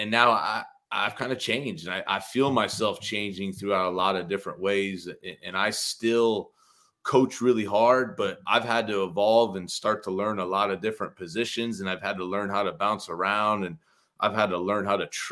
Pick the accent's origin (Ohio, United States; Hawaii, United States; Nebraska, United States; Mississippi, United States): Ohio, United States; Ashland; I'm from Ashland, Ohio, kind of a small town